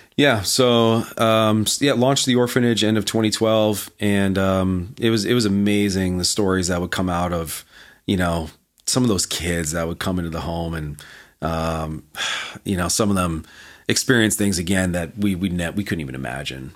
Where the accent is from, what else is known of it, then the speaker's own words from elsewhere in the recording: Canada; moved away; also born or lived in North Carolina; I'm from Canada